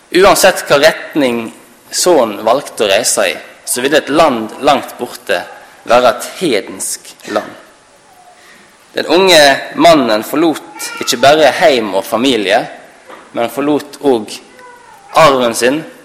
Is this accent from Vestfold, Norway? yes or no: no; Halsnøy, Vestland, Norway; Jeg kommer fra Halsnøy i Sunnhordland